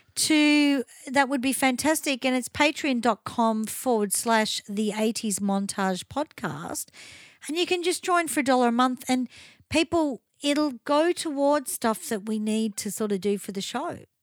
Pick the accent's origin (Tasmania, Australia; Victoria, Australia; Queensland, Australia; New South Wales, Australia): Victoria, Australia; Melbourne; I grew up in Chadstone